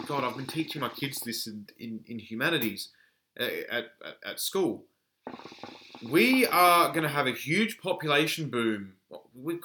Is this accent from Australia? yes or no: yes; Australia; a man born and raised in Australia